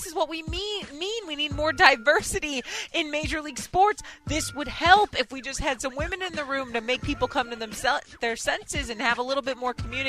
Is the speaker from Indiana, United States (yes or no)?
no; Chicago, Illinois, United States; I am from Chicago.